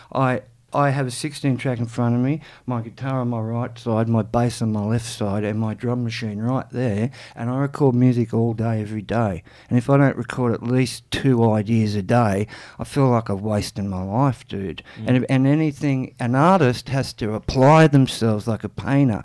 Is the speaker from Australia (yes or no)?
yes; Canberra, Australian Capital Territory, Australia; Joel and I, we grew up in Ainslie.